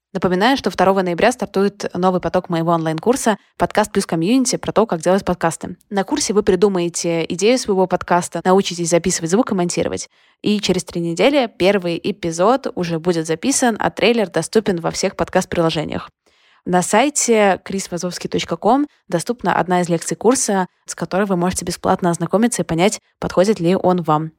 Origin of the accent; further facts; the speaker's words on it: Odesa, Odesa Oblast, Ukraine; когда я росла, этого было очень много как будто вот воспитываем всей Одессой